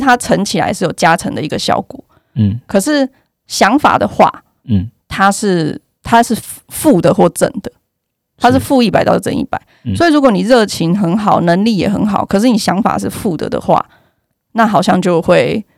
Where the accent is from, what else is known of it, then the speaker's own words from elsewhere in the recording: Yilan County, Taiwan; accent: Yilan accent; moved away as an adult; 因为我是宜兰人嘛